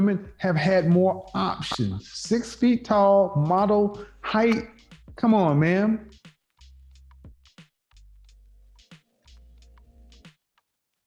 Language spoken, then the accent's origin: English; Bible Belt, the South, United States; I grew up in the Bible Belt